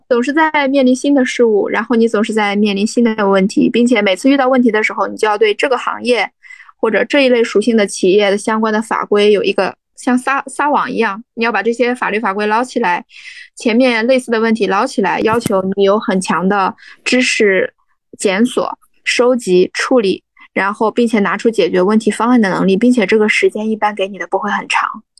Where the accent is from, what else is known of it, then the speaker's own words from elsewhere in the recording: Jinan, Shandong, China; also born or lived in Beijing / Shenzhen; 我的家乡就是全城济南，济南下面有一个小泉城，叫章丘